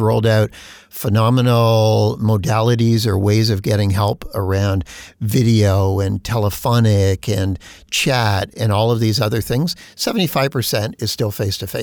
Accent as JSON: {"language": "English", "country": "Canada", "said": "as a Canadian"}